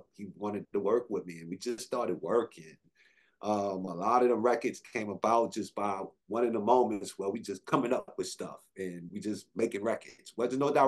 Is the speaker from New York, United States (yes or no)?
no; New Orleans, Louisiana, United States; moved away as an adult; also born or lived in Atlanta, Georgia; I was from New Orleans